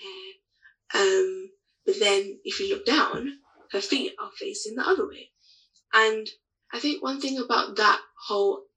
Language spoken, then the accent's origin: English; United Kingdom; I'm from the UK, but I'm originally Nigerian